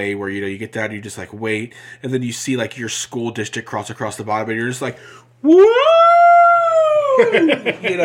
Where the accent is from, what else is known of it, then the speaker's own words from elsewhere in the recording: Midwest, United States; we're from the Midwest, so ope is a thing